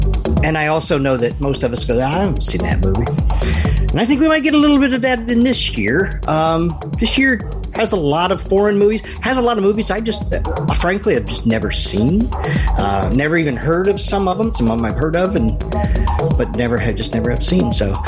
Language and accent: English; United States; we are American